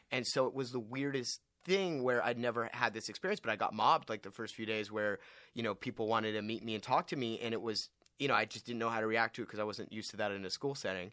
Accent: Westlake Village, California, United States; I'm from Westlake Village, California

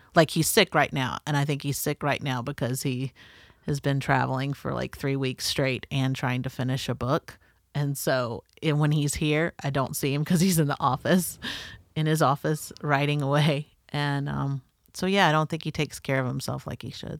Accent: North Florida, United States; growing up in the South, um, and North Florida is very much the South

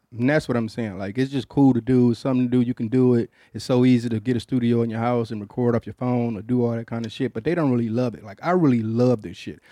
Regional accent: Detroit, Michigan, United States; I'm from Detroit

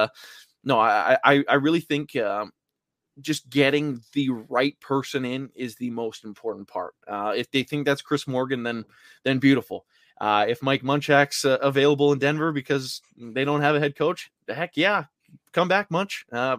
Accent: Vancouver, British Columbia, Canada; I'm from Vancouver.

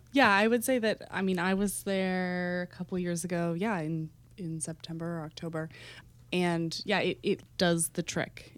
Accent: Texas, United States; now in New York, United States; growing up in Texas

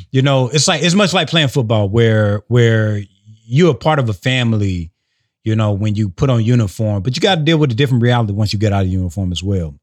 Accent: South Carolina, United States; So I'm from South Carolina

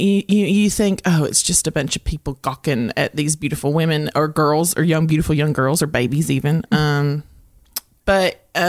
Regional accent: Morehead, Kentucky, United States; I am from Moorhead, Kentucky.

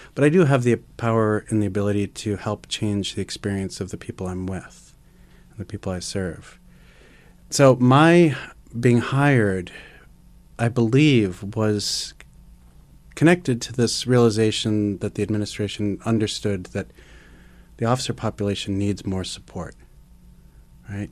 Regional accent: New York City, New York, United States; growing up in Manhattan, uh, in the time that I did, in the early eighties

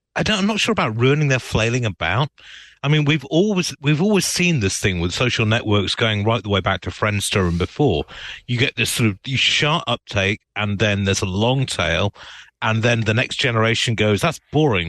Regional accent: United Kingdom; now in United States; as a British immigrant

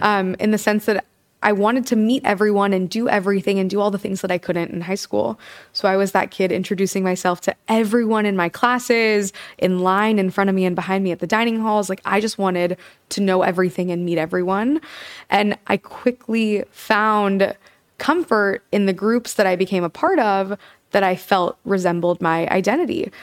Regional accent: Kansas, United States; now in New York, United States; I'm from Kansas

